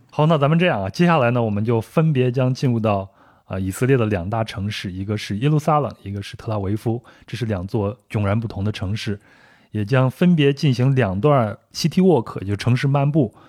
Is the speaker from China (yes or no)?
yes; Kaifeng, Henan, China; 我的老家呢是在河南省，开封是河南省的一座古都，也是北宋的都城。